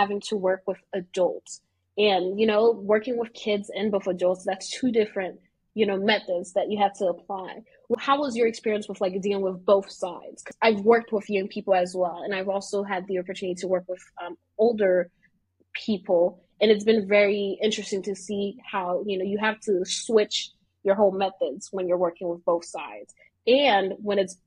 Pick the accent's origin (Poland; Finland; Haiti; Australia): Haiti; moved away as an adult; now in United States; I'm from Haiti and I moved to the US in 2021.